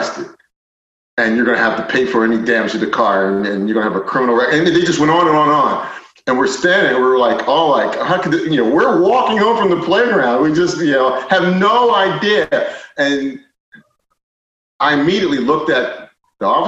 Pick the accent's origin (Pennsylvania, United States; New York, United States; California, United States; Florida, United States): Pennsylvania, United States; Philadelphia; I grew up in Philadelphia